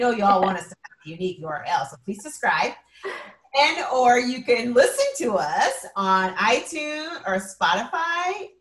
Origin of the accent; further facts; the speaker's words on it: Edmonds, Washington, United States; growing up in Edmonds